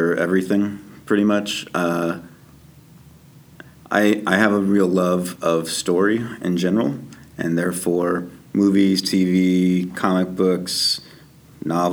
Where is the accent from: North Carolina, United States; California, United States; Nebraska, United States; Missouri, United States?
Missouri, United States; Kansas City; moved away as an adult; now in Toronto, Canada; I'm from Kansas City